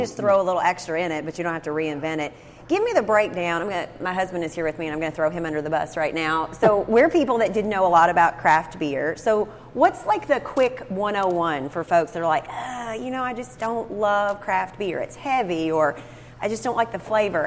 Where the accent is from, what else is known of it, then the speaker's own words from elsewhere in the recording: Cynthiana, Kentucky, United States; my hometown of Cynthiana